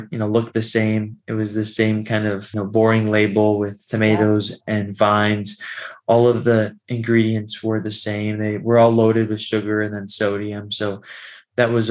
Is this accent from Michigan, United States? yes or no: no; Florida, United States; moved away as an adult; also born or lived in Washington, D.C. area; as I got older, I moved to the DC area. I'm originally from Florida.